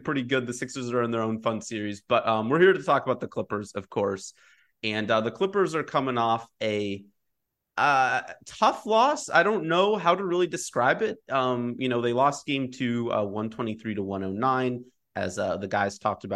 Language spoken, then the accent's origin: English; Los Angeles, California, United States; also born or lived in Michigan; now in Philadelphia, United States; I grew up in L.A.